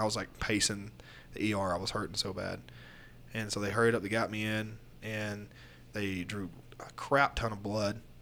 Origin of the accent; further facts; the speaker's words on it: Florida, United States; moved away; I grew up there